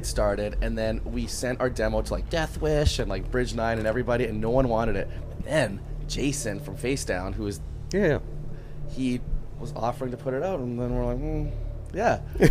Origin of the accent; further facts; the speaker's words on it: Winnipeg, Manitoba, Canada; now in Toronto, Canada; Yes, I'm from Winnipeg, and I always say, like I've said this many times, if you want to live in a cool city in Canada, you have to live in Toronto or Vancouver. So I live in Toronto.